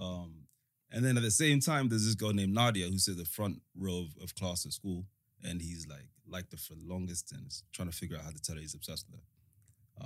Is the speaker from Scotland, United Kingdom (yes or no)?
no; London, United Kingdom; born or raised there; also born or lived in Africa / United States / Rwanda